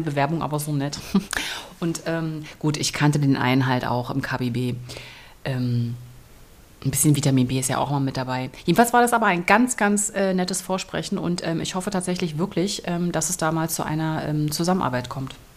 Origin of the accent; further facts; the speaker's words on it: Berlin, Germany; moved away; Ich komme ja aus Berlin.